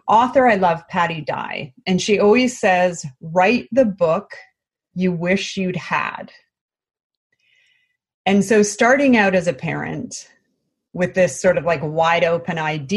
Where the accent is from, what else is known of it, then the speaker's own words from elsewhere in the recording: British Columbia, Canada; moved away as an adult; now in California, United States; We are originally from British Columbia, Canada, but we now live in California